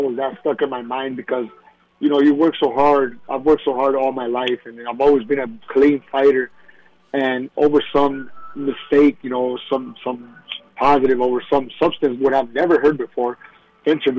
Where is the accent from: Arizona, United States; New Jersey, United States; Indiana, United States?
Arizona, United States; Tucson; back in my hometown in Tucson, Arizona, and having my people be there